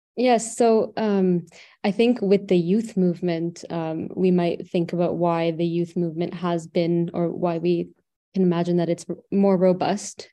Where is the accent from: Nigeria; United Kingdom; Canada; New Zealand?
Canada; I'm from Canada